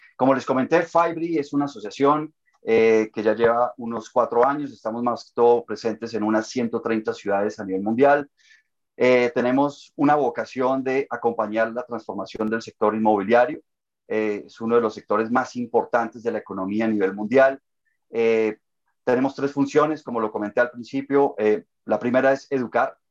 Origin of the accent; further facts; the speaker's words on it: Colombia; now in Toronto, Canada; soy de origen colombiano, eh, radico también en Toronto, en Canadá